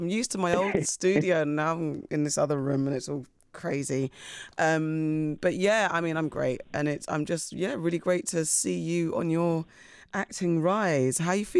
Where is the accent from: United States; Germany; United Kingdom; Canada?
United Kingdom; You're British. Me too, to be fair. I'm Ghanaian. But yeah, I'm Ghanaian.